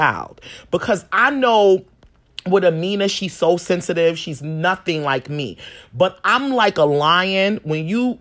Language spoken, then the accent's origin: English; New York City, New York, United States; Growing up in Harlem